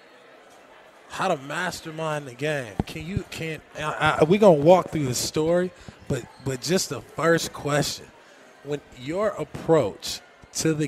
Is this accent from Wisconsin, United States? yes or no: no; Los Angeles, California, United States; Growing up in Los Angeles, California, I got my first opportunity to really play at UCLA